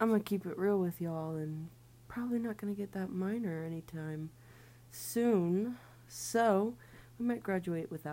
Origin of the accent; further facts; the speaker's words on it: Ohio, United States; moved away as an adult; now in Wisconsin, United States; we're actually from Ohio